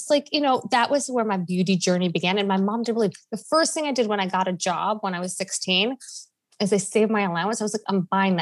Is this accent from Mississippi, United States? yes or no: no; Long Island, New York, United States; also born or lived in Springfield, Illinois; I grew up in Long Island